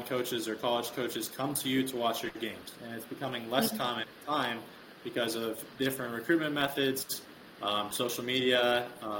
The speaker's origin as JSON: {"language": "English", "town": "Rensselaer", "region": "Indiana", "country": "United States", "said": "I'm from Rensselaer"}